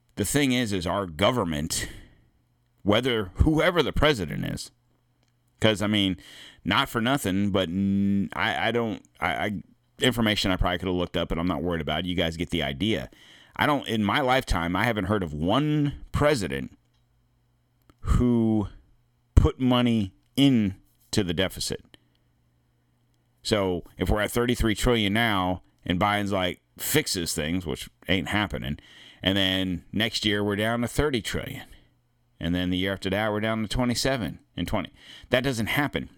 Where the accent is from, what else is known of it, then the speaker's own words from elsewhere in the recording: United States; We are American.